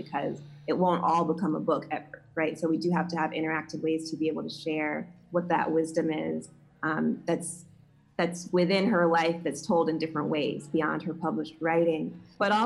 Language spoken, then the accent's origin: English; the South, United States; a queer Black woman growing up in the South